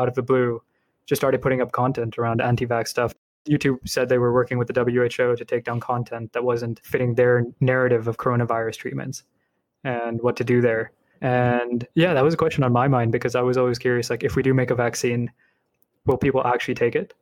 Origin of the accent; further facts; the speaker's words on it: Bay Area, California, United States; I grew up in the Bay Area